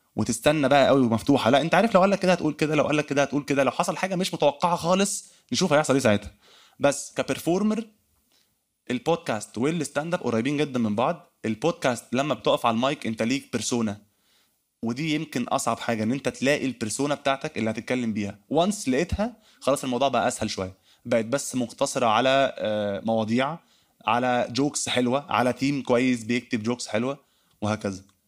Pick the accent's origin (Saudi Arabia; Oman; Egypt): Egypt; accent: Egyptian; لكنتنا المصريه